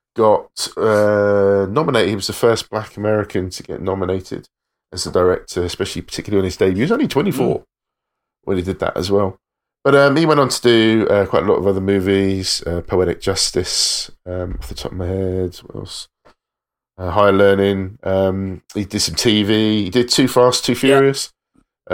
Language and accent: English; England, United Kingdom; being an English hip hop fan in the 90s